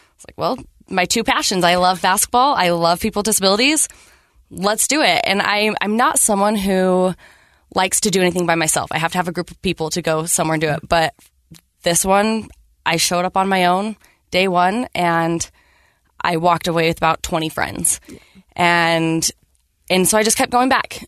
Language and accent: English; Riverton, Utah, United States; also born or lived in South Salt Lake, Utah; I grew up in South Salt Lake, grew up in Riverton